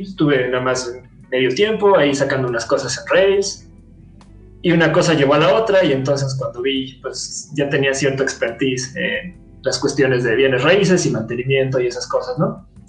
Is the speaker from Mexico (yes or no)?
yes; Mexico; soy mexicano